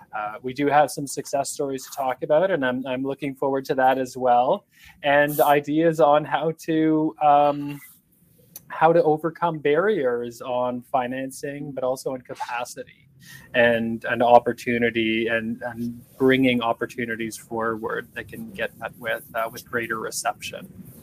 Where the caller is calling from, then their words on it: Ottawa, Ontario, Canada; And I'm joining you from Ottawa this morning.